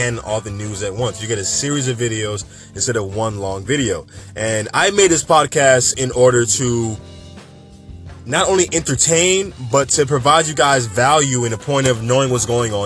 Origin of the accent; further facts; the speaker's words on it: New York, United States; I'm a New Yorker